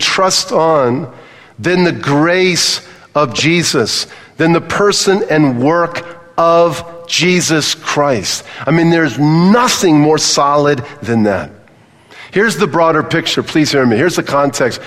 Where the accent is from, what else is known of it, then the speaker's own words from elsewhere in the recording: Southern California, United States; I grew up in Southern California